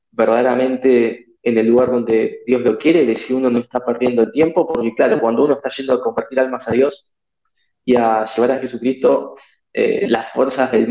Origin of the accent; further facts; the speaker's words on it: Argentina; Yo hacía atletismo antes en Argentina, en mi país, y un día estábamos entrenando